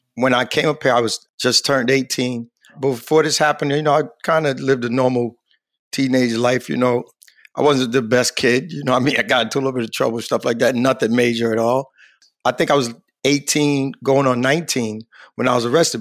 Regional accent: New York City, New York, United States; moved away; also born or lived in Hartford, Connecticut; I was born in Queens, New York, raised in Queens.

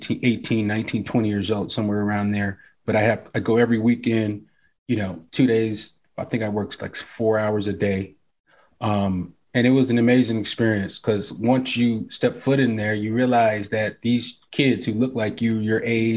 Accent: Los Angeles, California, United States; View Park where I grew up

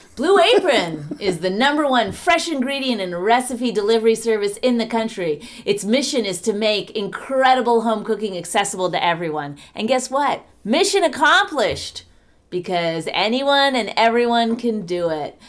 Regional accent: New Jersey, United States; I'm from New Jersey

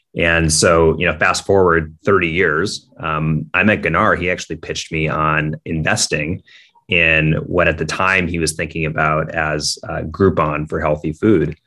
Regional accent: Minneapolis, Minnesota, United States; I grew up in Minneapolis, Minnesota

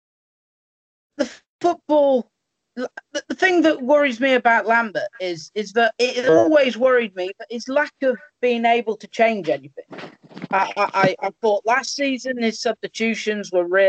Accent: Crewe, North West England, United Kingdom; my hometown boys

